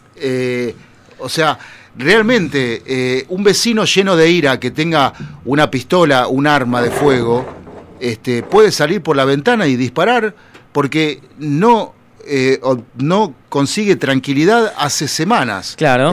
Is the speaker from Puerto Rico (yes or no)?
no; Buenos Aires Province, Argentina; Yo soy bonaerense de, de alma y corazón